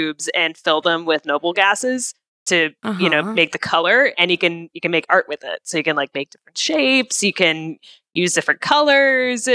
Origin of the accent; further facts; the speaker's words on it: Midwest, United States; moved away; I grew up in the Midwest initially